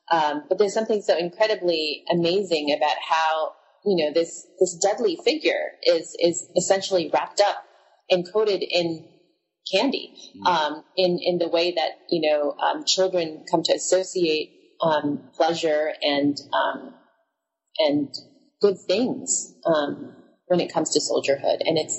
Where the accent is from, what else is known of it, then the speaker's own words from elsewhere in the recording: Philippines; moved away; the stories of growing up in the Philippines, because that's where I spent my childhood.